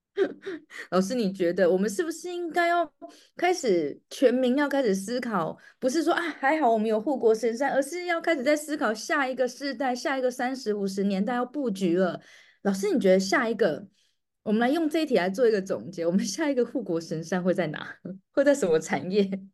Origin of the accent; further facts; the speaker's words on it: Taiwan; moved away as an adult; also born or lived in Turkey; now in Dubai, United Arab Emirates; 我们身为台湾人